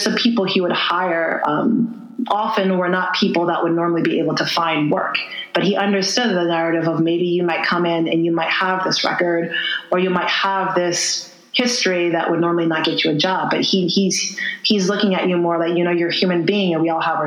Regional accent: Lebanon, Connecticut, United States; where we were growing up in New England, I remember the Puerto Rican population that lived next to us. I lived in Lebanon

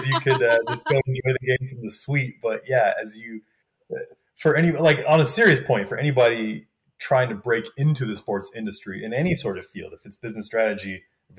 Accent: Wisconsin, United States; moved away; I grew up in Wisconsin

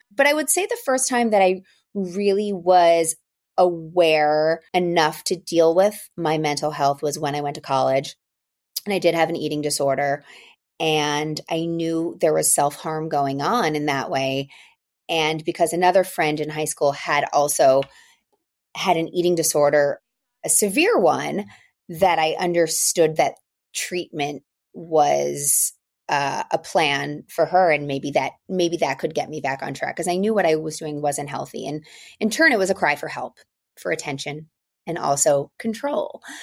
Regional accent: outside of Philadelphia, Pennsylvania, United States; also born or lived in New York; now in Los Angeles, United States; I grew up outside of Philadelphia. I'm currently living in Los Angeles by way of New York

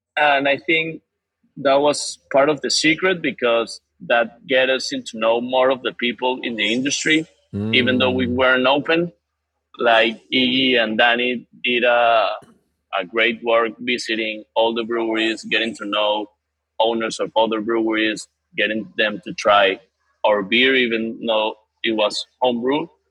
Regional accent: Venezuela; now in Doral, United States; we grew up basically in Venezuela

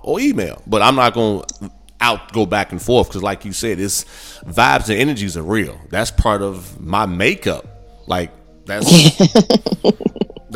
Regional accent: Gary, Indiana, United States; I grew up in Gary, Indiana. Majority of us are black

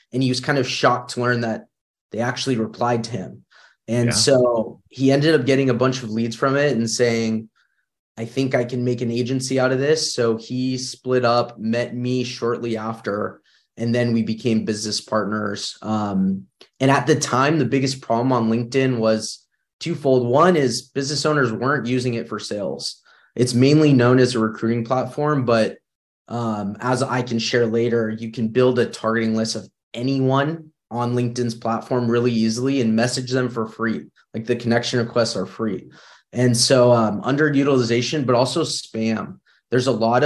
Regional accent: Northern California, United States; I grew up in Northern California

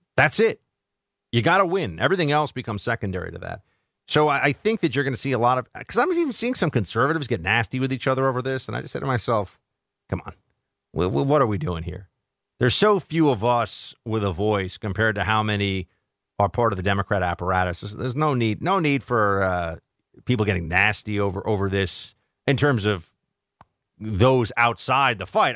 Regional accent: New York, United States; also born or lived in Florida; I'm from New York

